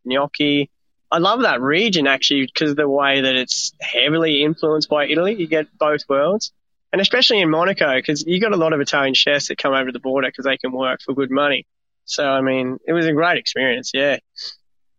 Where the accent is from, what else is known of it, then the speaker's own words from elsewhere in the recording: Australia; also born or lived in France; as an Aussie, as a young Aussie